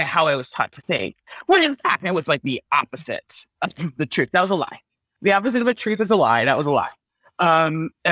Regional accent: Texas, United States; growing up in Texas

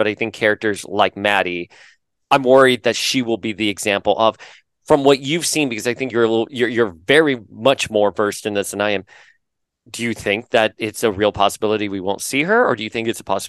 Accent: Florida, United States; I'm from Florida

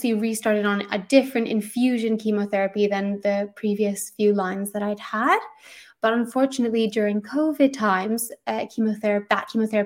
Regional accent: Canada; now in London, United Kingdom; I'm Canadian, but I live in London

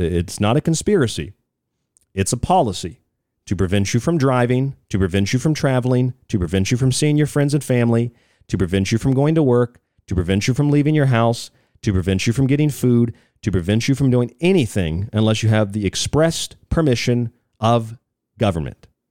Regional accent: Florida, United States; moved away; I'm from Florida

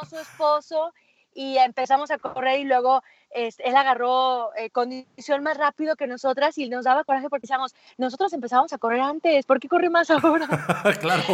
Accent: Aguascalientes, Mexico; Yo soy de Aguascalientes, entonces aquí en Aguascalientes no tenemos montañas

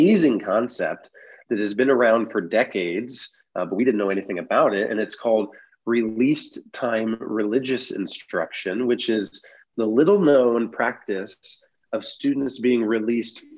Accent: Van Wert, Ohio, United States; my hometown of Van Wert, Ohio

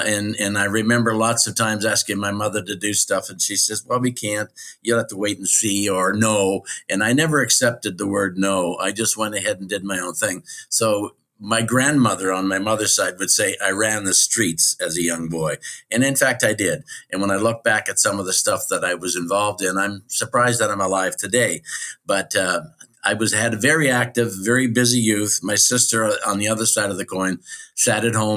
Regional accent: Chatham, Ontario, Canada; moved away as an adult; also born or lived in Mexico / Arizona / Port Dover / Hamilton; I was born in Chatham, Ontario, Canada on the 15th of November, 1943.

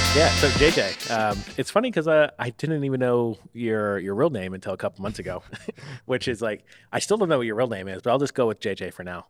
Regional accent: Tampa, Florida, United States; moved away as an adult; also born or lived in Oakland; now in San Francisco Bay Area, United States; I'm from Tampa

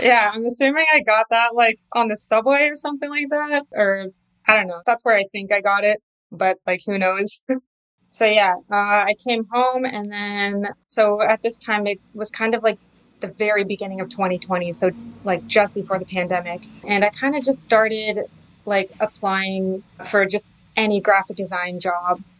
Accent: Canada; also born or lived in New York City; I was born and raised in Canada

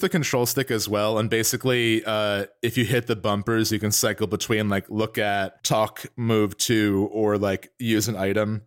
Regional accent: New Jersey, United States; we're from North Jersey

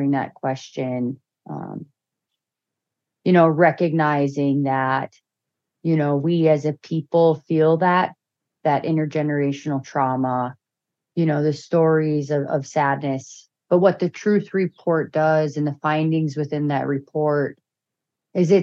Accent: Bemidji, Minnesota, United States; also born or lived in Red Lake Nation; now in St. Paul, United States; back home in Bemidji

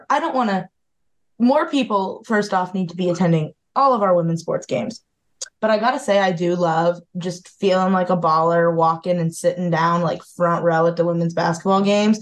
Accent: Northeast Ohio, United States; I am also from Northeast Ohio

